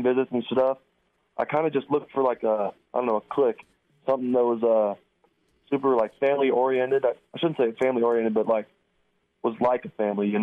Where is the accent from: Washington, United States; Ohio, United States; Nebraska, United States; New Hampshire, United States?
Nebraska, United States; Mitchell; also born or lived in Scottsbluff; I'm actually originally from Mitchell, which is about the town about 8 miles away from Scotts Bluff